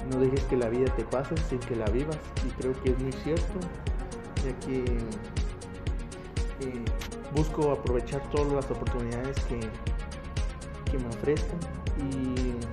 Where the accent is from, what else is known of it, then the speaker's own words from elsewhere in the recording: Totonicapán, Guatemala; Nací en Guatemala en 1999, del 22 de julio, en la cabecera de Totonicapán. Actualmente estoy viviendo aquí.